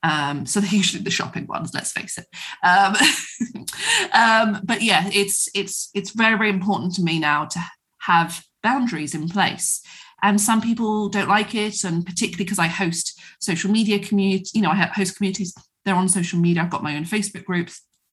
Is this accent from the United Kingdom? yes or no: yes; England, United Kingdom; particularly as women, particularly as English women, to put ourselves last